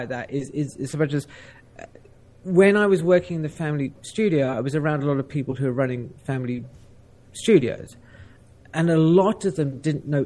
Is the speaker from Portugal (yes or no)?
no; South Africa; I grew up in South Africa.